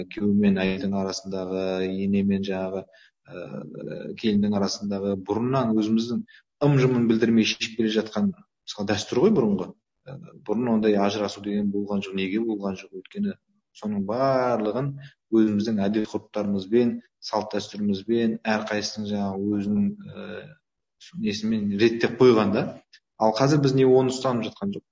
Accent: Kazakhstan; мен қазақ ретінде қазақстандық ретінде

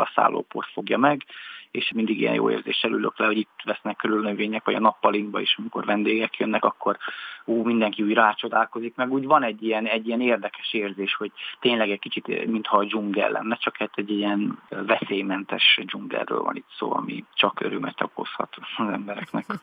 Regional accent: Transylvania, Romania; moved away as an adult; now in Budapest, Hungary; nekem erdélyiként mindig is nagyon közel állt a természet

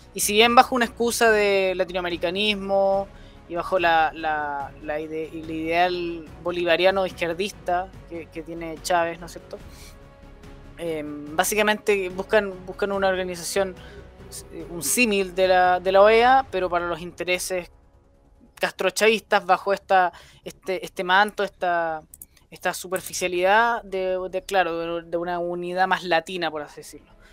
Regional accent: Chile; como chilenos

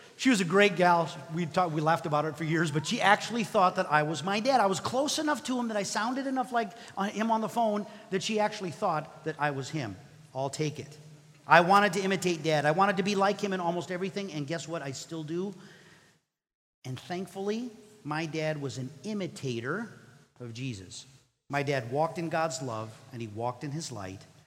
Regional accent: Mexico; English is a second language; moved away; I grew up in Mexico

